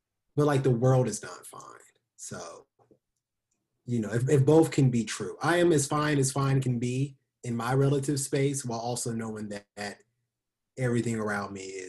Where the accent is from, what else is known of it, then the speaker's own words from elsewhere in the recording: Ohio, United States; now in Oxford, Mississippi, United States; I'm also originally from Ohio. So it's cool to have all Ohio people in this. I currently live in Oxford, Mississippi, where I work at the University of Mississippi